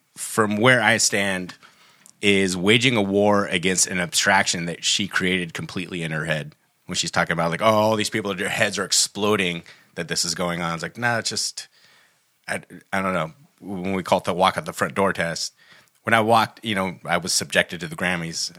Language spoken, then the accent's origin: English; Humboldt County, Northern California, United States; we grew up in Humboldt County, which is actually Northern California